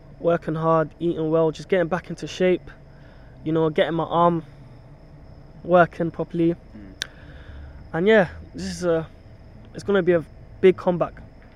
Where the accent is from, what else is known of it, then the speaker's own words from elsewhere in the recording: Kenya; now in United Kingdom; I'm from Kenya, but I've got family in Tanzania